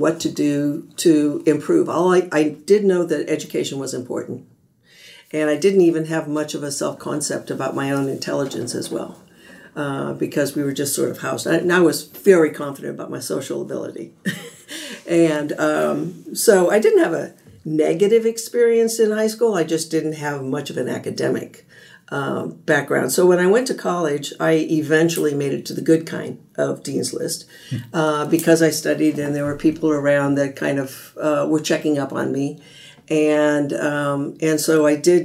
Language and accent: English; Los Angeles, California, United States; moved away; also born or lived in Florida; I grew up in the Watts area of Los Angeles